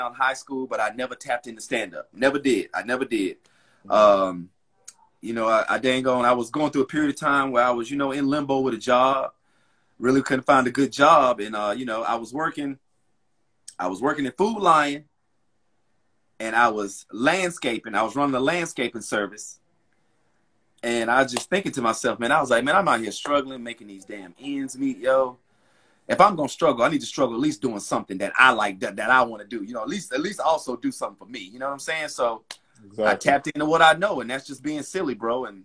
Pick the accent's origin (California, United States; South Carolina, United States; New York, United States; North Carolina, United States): North Carolina, United States; Charlotte; Born and raised in Charlotte, North Carolina